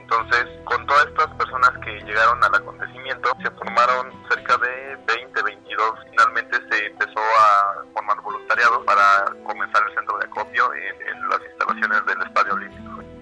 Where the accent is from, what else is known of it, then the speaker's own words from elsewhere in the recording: Mexico; si nos proponemos nosotros como mexicanos podemos salir adelante.